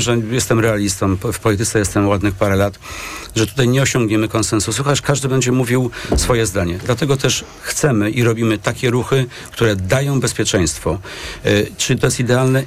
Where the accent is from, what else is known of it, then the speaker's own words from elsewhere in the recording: Masovian Voivodeship, Poland; jestem akurat z Mazowsza